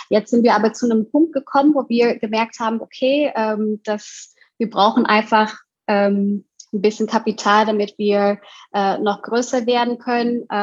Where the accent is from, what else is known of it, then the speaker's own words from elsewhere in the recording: Indonesia; Und ich komme aus Indonesien und in Indonesien ähm, hat man sehr viele äh, Straßenessen, also Streetfood.